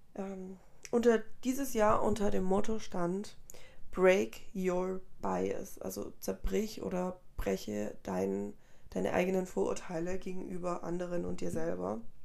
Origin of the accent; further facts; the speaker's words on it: Germany; also born or lived in Colombia; Ich bin selber vor, oh Gott, viel, viel zu lange, vor 19 Jahren fast dann nach Deutschland migriert.